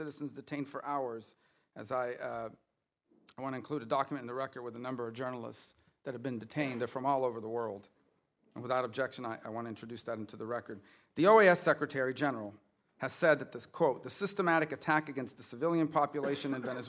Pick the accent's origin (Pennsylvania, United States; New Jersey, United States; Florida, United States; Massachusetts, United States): Florida, United States; I know there are many that have traveled from my home state of Florida and many other parts of the United States